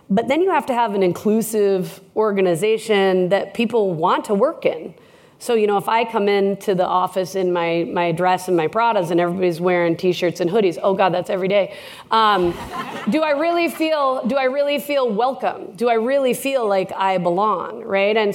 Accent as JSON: {"language": "English", "region": "Minnesota", "country": "United States", "said": "Well, I heart Canada. I'm from Minnesota. I'm trying to become an honorary Canadian."}